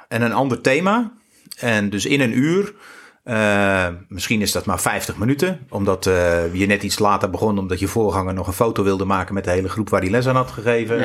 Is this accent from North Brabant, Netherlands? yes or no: no; near Rotterdam, South Holland, Netherlands; now in Goes, Netherlands; ik ben geboren onder de rook van Rotterdam.